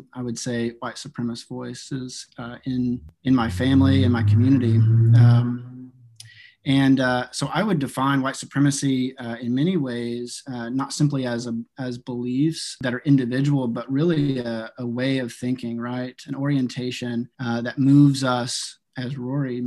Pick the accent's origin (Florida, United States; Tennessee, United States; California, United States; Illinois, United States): Tennessee, United States; Eastern; I grew up in Southeast, in the Southeast, American Southeast, and Eastern Tennessee.